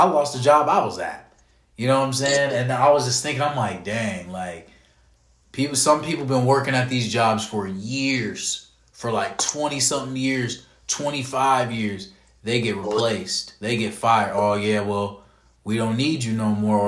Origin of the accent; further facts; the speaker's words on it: Canton, Ohio, United States; now in Springfield, United States; I'm from Canton, Ohio, but I just live here in Springfield